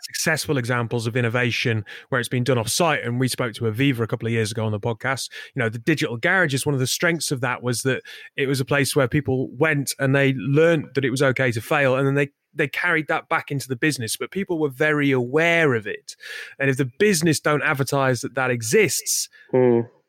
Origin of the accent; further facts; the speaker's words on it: the north of England, United Kingdom; we're both from Northern England